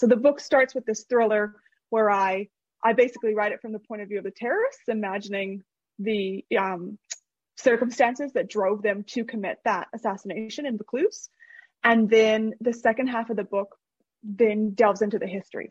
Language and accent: English; Canada; moved away as an adult; now in Australia; I'm originally from Canada, so that you, might hear my accent